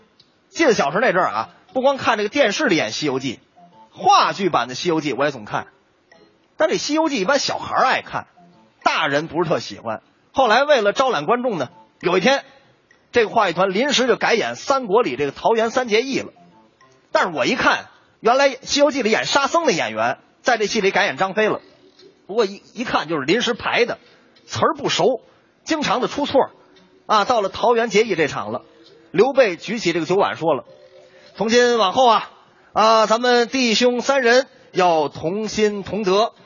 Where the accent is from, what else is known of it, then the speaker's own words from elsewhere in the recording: Northeast China, China; 赵老师，我跟你说，这个山炮吧，搁我们东北话就是二百五的意思。